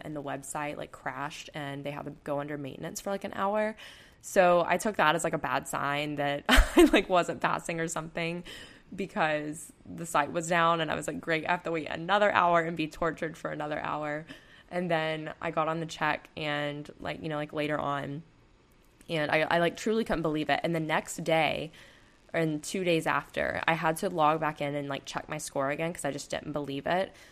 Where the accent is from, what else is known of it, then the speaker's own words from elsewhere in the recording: Panama City Beach, Florida, United States; moved away; I'm from Panama City Beach, Florida, so that's where I'm going home